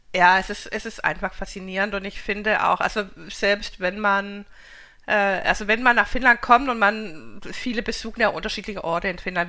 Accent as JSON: {"language": "German", "country": "Denmark", "said": "ich bin ja Skandinavin, ich komme ja aus Dänemark"}